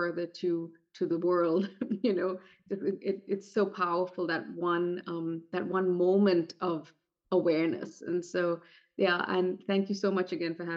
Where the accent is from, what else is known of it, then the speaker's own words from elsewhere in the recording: India; moved away; growing up in India.